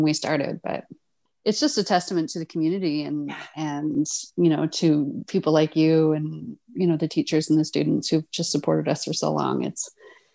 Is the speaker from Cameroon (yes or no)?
no; Corner Brook, Newfoundland and Labrador, Canada; moved away as an adult; also born or lived in London, Ontario; I'm from Newfoundland, from Corner Brook on the West Coast. I mean, I think Newfoundlanders always call Newfoundland home, even though sadly I've lived away from Newfoundland longer than I live there at this point